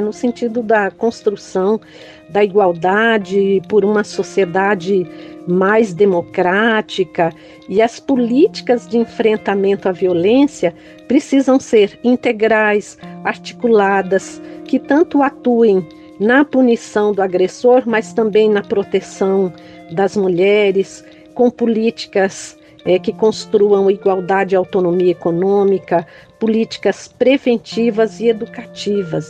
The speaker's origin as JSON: {"language": "Portuguese", "region": "São Paulo", "country": "Brazil", "tie": "born or raised there", "also_born_or_lived": "Brejões, Bahia", "said": "nasci em Brejões, Bahia, fui criada aqui na periferia da região sul de São Paulo"}